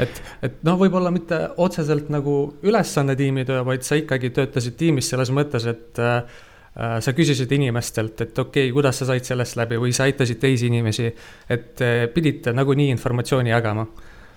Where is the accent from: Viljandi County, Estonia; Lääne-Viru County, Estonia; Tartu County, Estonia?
Tartu County, Estonia; Tartu; ma olen ise Tartust